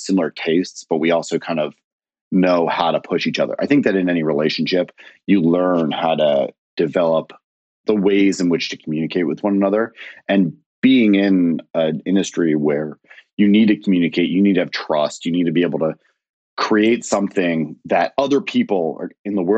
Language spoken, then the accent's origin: English; Philadelphia, Pennsylvania, United States; moved away as an adult; also born or lived in Miami; I grew up in Philadelphia